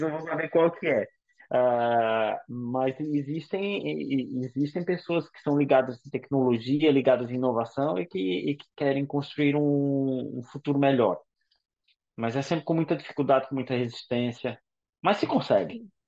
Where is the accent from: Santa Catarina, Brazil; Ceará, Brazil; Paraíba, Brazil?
Paraíba, Brazil; also born or lived in São Paulo; now in Portugal; eu que sou da Paraíba, saí da Paraíba para São Paulo e o meu choque cultural, digamos assim, foi muito maior do que vim morar para Portugal